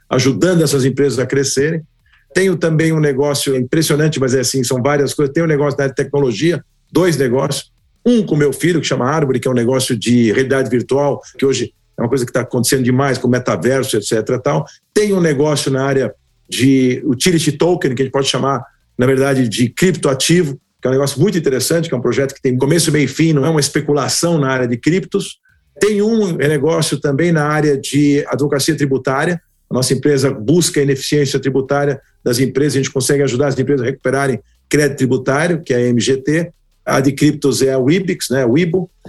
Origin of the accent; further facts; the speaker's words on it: Brazil; Eu sou filho de imigrantes húngaros, meus pais vieram da Hungria. E lá em 1948 eu nasci no Brasil